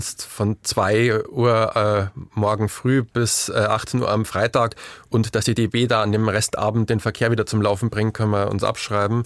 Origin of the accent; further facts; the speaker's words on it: Bavaria, Germany; ich komme, ähm, man hört es aus meinem Dialekt vielleicht nicht unbedingt aus Sachsen, aber ich komme aus Bayern vom Dorf